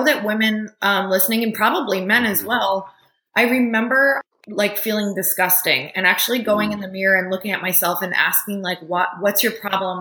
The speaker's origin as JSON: {"language": "English", "region": "Upper Michigan", "country": "United States", "tie": "born or raised there", "said": "I grew up in Upper Michigan in a tiny town"}